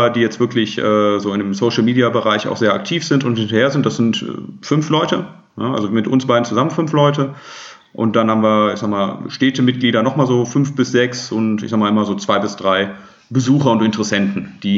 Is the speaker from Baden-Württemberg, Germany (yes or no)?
no; Remscheid, North Rhine-Westphalia, Germany; 33 Jahre alt aus Remscheid.